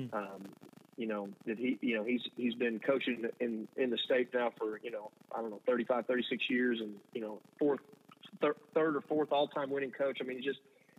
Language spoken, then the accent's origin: English; Blanco, Texas, United States; now in Dallas, United States; growing up in Blanco